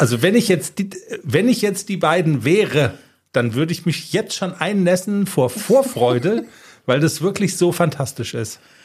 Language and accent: German; Darmstadt, Hesse, Germany; ich bin in Darmstadt aufgewachsen